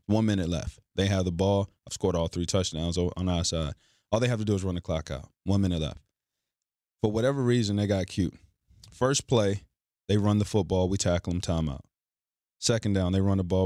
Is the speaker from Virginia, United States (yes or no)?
yes; Forest, Virginia, United States; I'm from Forest Virginia.